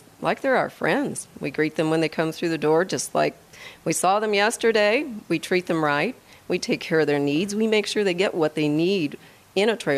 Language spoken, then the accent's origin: English; Midwest, United States; moved away as an adult; now in Wheat Ridge, Colorado, United States; I'm actually from the Midwest